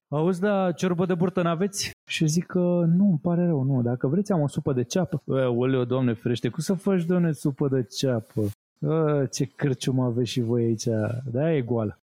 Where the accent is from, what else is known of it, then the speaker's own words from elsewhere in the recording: Romania; noi ca români